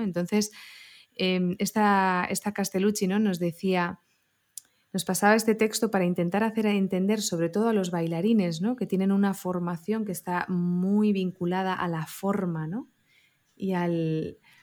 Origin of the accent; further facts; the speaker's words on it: Barcelona, Catalonia, Spain; soy una chavalita pues de, barrio, de Barcelona